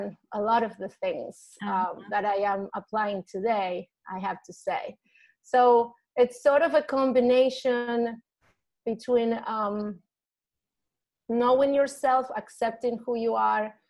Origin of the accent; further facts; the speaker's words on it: Argentina; English is a second language; moved away as an adult; now in United States; I'm originally from Argentina, and I came here for a few months when I was 19 to study English